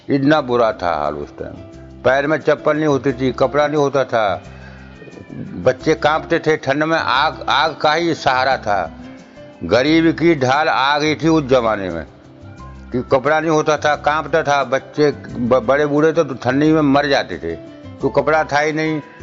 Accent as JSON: {"language": "Hindi", "country": "India", "moved": "as an adult", "lives_now": "Delhi, India", "said": "ग्राम दघारी के रहने वाले हैं डिस्ट्रिक्ट जिला बधाइयों के"}